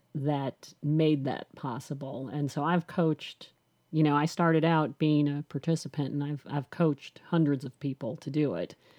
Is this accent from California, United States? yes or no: no; Chicago, Illinois, United States; now in Nashville, United States; I've lived in Nashville for twenty-six, seven years, twenty, almost twenty-seven years. but I'm from Chicago